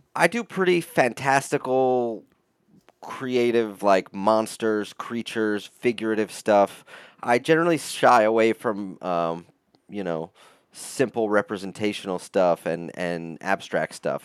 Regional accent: upstate New York, United States; I grew up in upstate New York, about two hours north of the city, mixed with uh, a lot of time in the city itself, in New York City

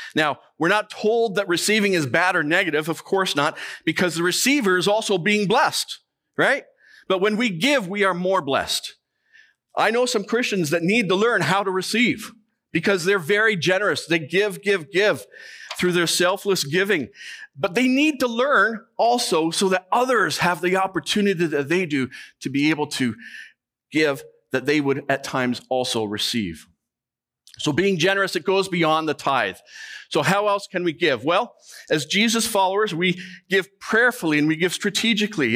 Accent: Canada; we are Canadian

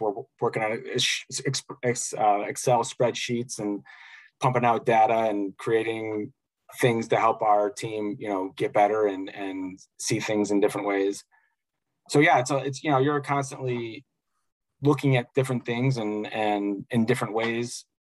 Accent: Chicago, Illinois, United States; growing up in Chicago

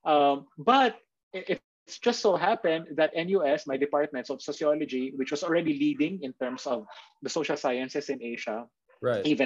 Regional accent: Manila, Metro Manila, Philippines; also born or lived in Singapore; I was born and raised here in Manila

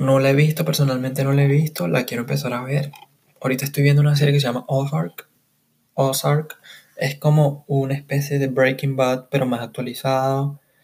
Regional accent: Caracas, Capital District, Venezuela; soy de Caracas, Venezuela

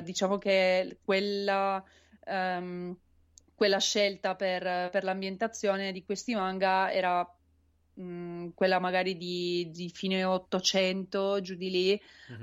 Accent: Turin, Piedmont, Italy; io sono di Torino

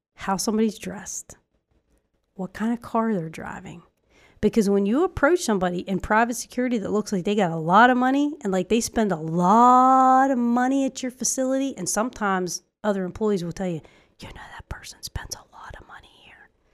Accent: Ireland; moved away; our our family out there in Ireland because we come from Ireland

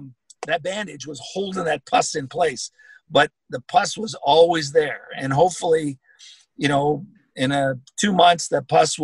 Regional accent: Canada; I'm a Canadian, and I'm very proud of that.

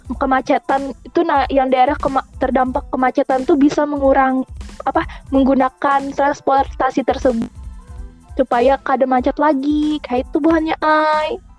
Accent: Banjarmasin, South Kalimantan, Indonesia; kota kami ini lo kota adalah Adiwiyata

